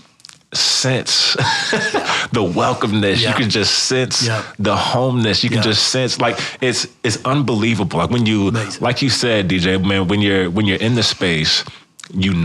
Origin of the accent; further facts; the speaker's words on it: Kansas City, United States; moved away; I'm from Kansas City originally